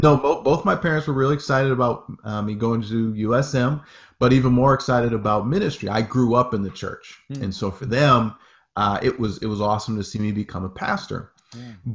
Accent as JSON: {"language": "English", "town": "Presque Isle", "region": "Maine", "country": "United States", "tie": "born or raised there", "said": "I am from Presque Isle, Maine, small little town, about 9,000 people roughly, in Aroostook County, Maine. For all my Mainers out there, most folks know Aroostook County, most folks know Presque Isle. We're talking 10 minutes from the Canadian border. That's where I grew up."}